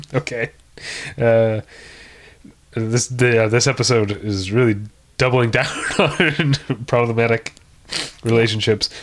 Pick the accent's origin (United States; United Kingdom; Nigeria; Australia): United States; Missouri; I was from Missouri